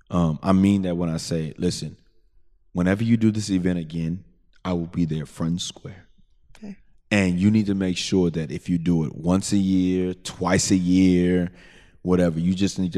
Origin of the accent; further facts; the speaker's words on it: Southwest, United States; Because I'm gonna tell you where I came from. You know what I'm saying? I'm from the Southwest.